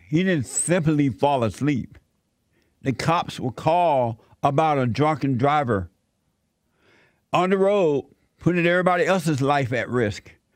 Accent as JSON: {"language": "English", "region": "Alabama", "country": "United States", "tie": "born or raised there", "moved": "yes", "lives_now": "Los Angeles, United States", "said": "when I was growing up in Alabama, uh, Atlanta was like two hours away from where I lived growing up."}